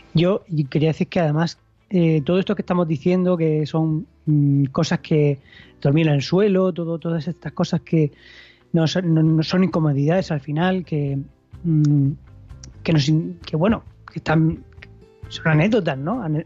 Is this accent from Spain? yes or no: yes; Spain; como ciudadanos eh, que somos españoles